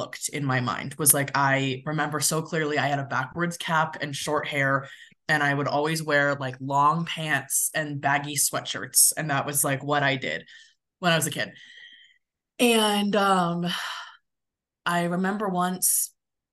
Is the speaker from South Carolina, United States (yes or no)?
no; California, United States; also born or lived in Midwest; now in Denver, United States; I grew up in California